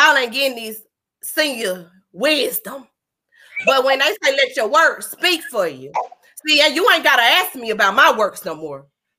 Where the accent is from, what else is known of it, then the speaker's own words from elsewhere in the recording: Atlanta, Georgia, United States; now in Huntsville, United States; I'm from Atlanta.